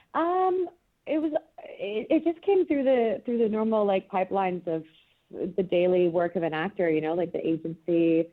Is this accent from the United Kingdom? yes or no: no; Canada; moved away; I'm Canadian originally